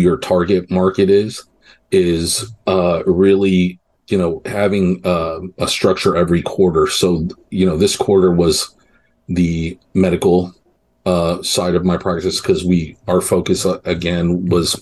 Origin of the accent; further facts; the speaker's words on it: New York, United States; now in Texas, United States; I was born in New York.